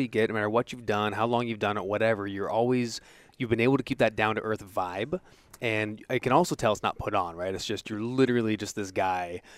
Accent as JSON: {"language": "English", "area": "Orange County", "region": "California", "country": "United States", "tie": "born or raised there", "said": "I grew up in Orange County"}